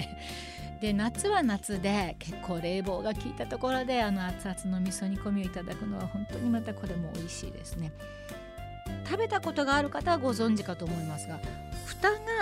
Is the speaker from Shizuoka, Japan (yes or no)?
no; Nagoya, Aichi, Japan; now in Tokyo, Japan; 名古屋出身の私がお届けする